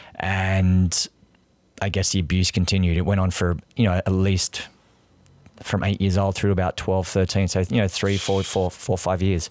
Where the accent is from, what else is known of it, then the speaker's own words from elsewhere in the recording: near Canberra, New South Wales, Australia; accent: Australian; moved away as an adult; also born or lived in Sydney; now in New York, United States; So I grew up there. I lived in, in, in Canberra.